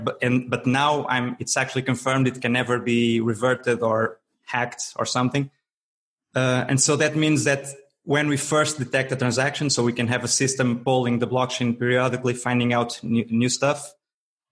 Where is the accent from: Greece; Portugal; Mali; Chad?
Portugal; Braga, Norte; I'm a software developer from Portugal, from the north, from a town called Braga